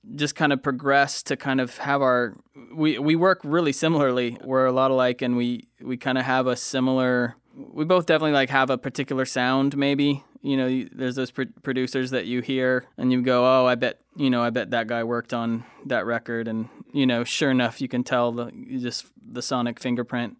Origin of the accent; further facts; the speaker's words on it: Lakeland, Florida, United States; I settled down in my hometown, Lakeland, Florida.